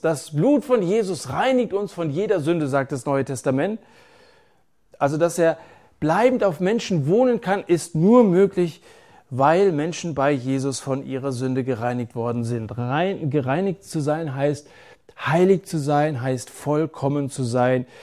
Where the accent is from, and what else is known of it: Germany